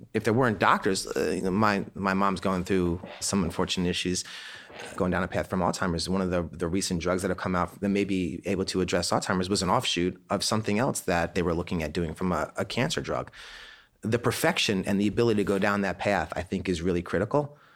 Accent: Annapolis, Maryland, United States; We grew up in Annapolis, Maryland, and my family at a young age sponsored plebes from the Naval Academy to come to our house

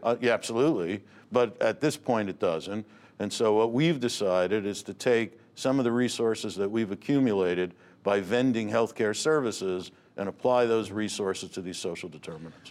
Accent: Newark, New Jersey, United States; I grew up in Newark

